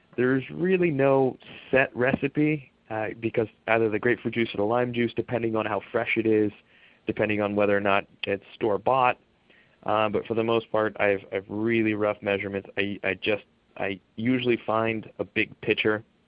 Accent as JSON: {"language": "English", "town": "Palm Springs", "region": "California", "country": "United States", "moved": "yes", "lives_now": "New York, United States", "said": "I'm originally from Palm Springs"}